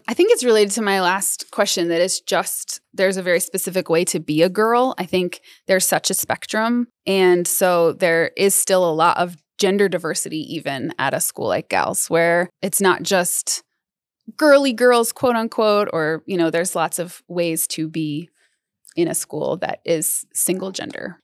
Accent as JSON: {"language": "English", "town": "Denver", "region": "Colorado", "country": "United States", "tie": "born or raised there", "also_born_or_lived": "Los Angeles", "said": "I grew up mostly in Denver and kind of the suburbs and areas around"}